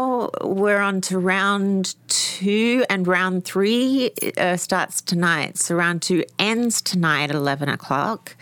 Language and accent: English; Australia; I'm Australian.